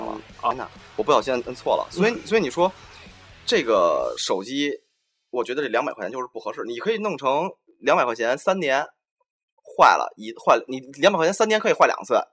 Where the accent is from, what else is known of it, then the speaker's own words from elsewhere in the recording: China; 作为一个中国人